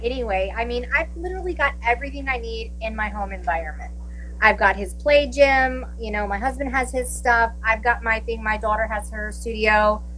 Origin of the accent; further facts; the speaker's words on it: Williamsburg, Virginia, United States; moved away as an adult; also born or lived in New Jersey; now in California, United States; I'm originally from Williamsburg, Virginia.